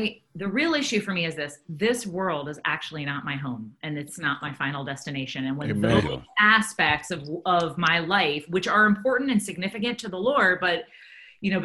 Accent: United States; my Christianity is really irrelevant to the fact that I'm American

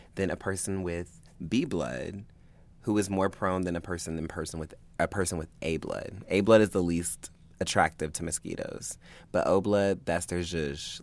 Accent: Augusta, United States; moved away; Augusta, which is what I consider my hometown. It's not where I was born, but that's where I grew up.

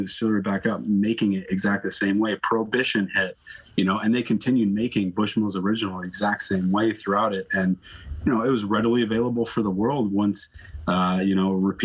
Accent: the South, United States; moved away as an adult; now in Canada; I'm from the South

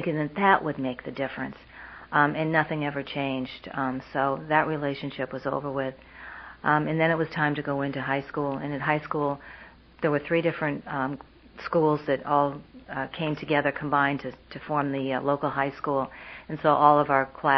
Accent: Vermont, United States; moved away as an adult; I grew up in Vermont.

